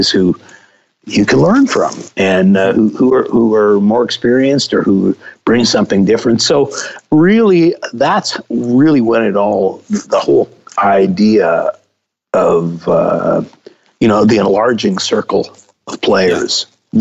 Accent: Toronto, Ontario, Canada; moved away as an adult; also born or lived in White Plains, New York, United States; now in Nashville, United States; Well, I actually grew up in White Plains, New York as a little kid. Yeah. Oh. I lived there. I was born in Toronto, and when I was one, my family moved to White Plains. So it's the first home I remember. And we lived there for a little over 9 years

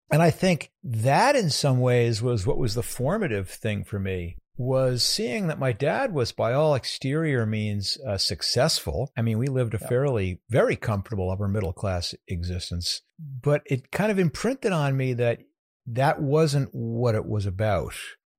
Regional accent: New York, United States; born there; I was born in Westchester County in New York, a suburb of New York City, a bedroom community.

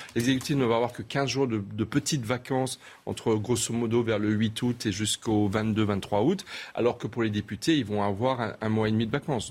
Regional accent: Alsace, Grand Est, France; je suis alsacien

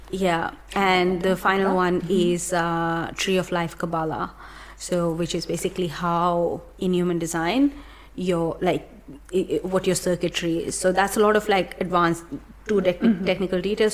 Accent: India; moved away; grew up in India

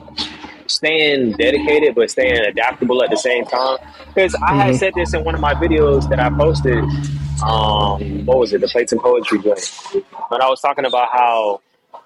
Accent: Atlanta, Georgia, United States; also born or lived in Jamaica; now in Miami, United States; I'm Jamaican, family's in the Caribbean and stuff like that. I grew up in Atlanta

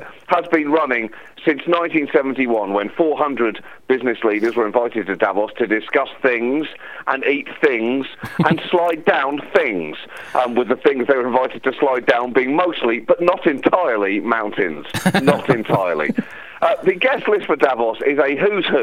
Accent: Birmingham, West Midlands, United Kingdom; I was born in Birmingham

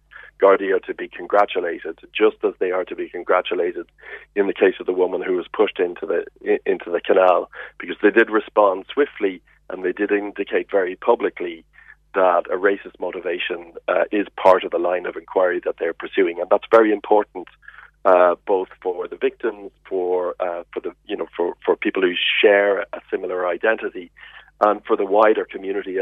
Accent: Ireland; as an Irish person

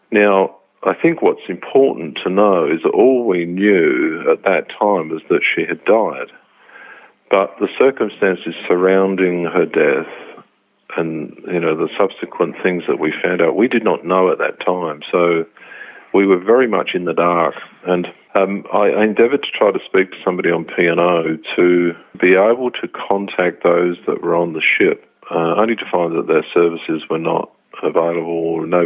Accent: England, United Kingdom; now in Brisbane, Australia; I immigrated over from England in 78. I just came straight to Brisbane and really kind of made that the place that I wanted to stay in.

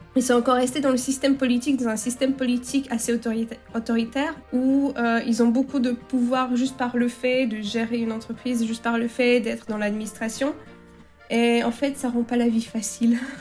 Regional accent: Chablais, French Alps, Auvergne-Rhône-Alpes, France; moved away as an adult; also born or lived in Paris, France; now in Bydgoszcz, Poland; Je viens, je viens du Chablais, en fait, en France, euh, des Alpes, les Hautes-Alpes

